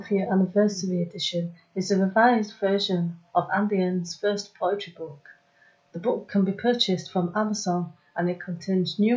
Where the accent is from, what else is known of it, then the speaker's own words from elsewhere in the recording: Warrington, North West England, United Kingdom; born there; also born or lived in Sheffield / Portsmouth / Brighton; I was born in Warrington.